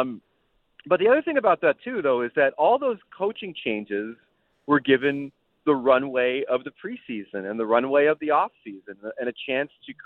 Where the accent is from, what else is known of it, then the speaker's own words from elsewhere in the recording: United States; as an American who likes soccer